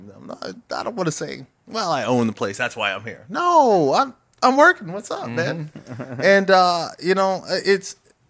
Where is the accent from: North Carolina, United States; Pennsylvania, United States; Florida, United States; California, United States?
Pennsylvania, United States; Harrisburg; Again, I come from Harrisburg. It's a real city.